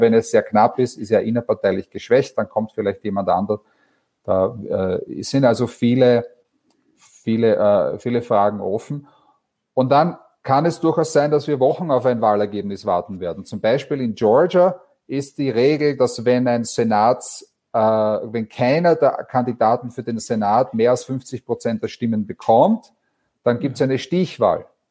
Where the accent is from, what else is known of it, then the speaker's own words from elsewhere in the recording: Vienna, Austria; moved away; ich bin ursprünglich aus Wien, das hört man vielleicht